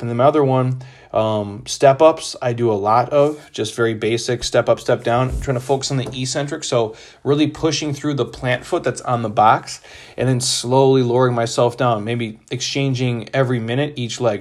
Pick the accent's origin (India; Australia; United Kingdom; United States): United States; Midwest; I grew up in the Midwest